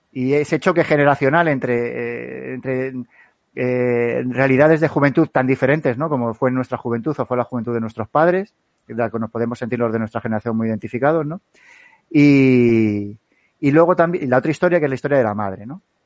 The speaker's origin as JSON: {"language": "Spanish", "town": "Alcalá de Henares", "region": "Community of Madrid", "country": "Spain", "said": "yo que soy de Alcalá de Henares"}